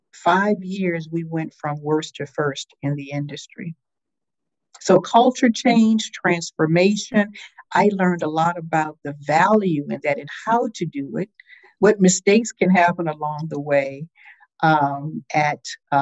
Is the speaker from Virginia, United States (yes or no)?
yes; Richmond, Virginia, United States; also born or lived in Missouri; now in Durham, United States; I'm from Richmond, Virginia originally